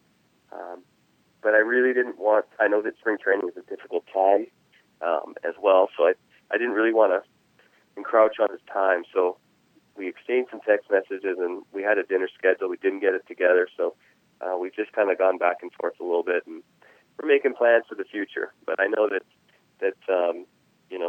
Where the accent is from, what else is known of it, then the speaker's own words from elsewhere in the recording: Nanaimo, British Columbia, Canada; growing up in Canada, especially at the age where I was